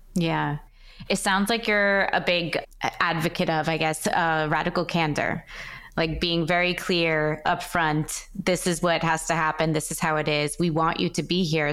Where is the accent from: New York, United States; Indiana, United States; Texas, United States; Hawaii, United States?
New York, United States; I'm from New York, too.